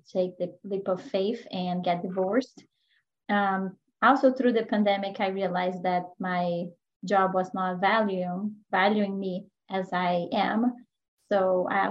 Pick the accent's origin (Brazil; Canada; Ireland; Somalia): Brazil; moved away as an adult; now in United States; I am originally from Brazil.